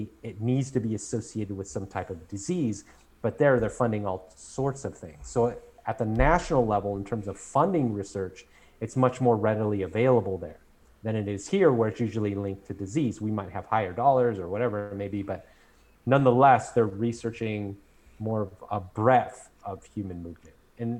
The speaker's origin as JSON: {"language": "English", "country": "United States"}